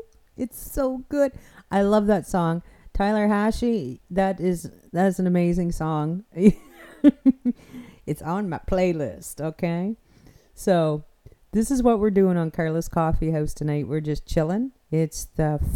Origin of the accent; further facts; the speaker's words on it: the Maritimes, Canada; I'm from the Maritimes, so I do not speak proper English.